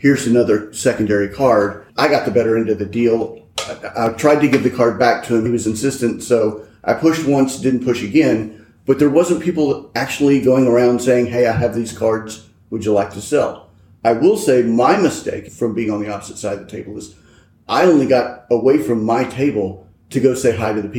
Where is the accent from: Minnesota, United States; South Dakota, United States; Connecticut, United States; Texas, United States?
Texas, United States; I'm Texas. I'm born and raised in Texas